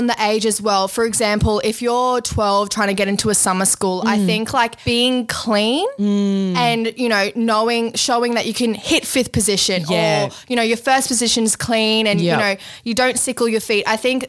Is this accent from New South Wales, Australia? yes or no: no; Brisbane, Queensland, Australia; 13 from Brisbane, Australia